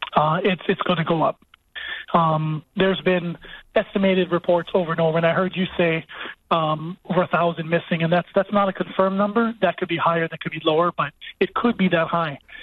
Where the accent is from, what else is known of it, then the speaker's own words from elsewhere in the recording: Maui, Hawaii, United States; I grew up on Maui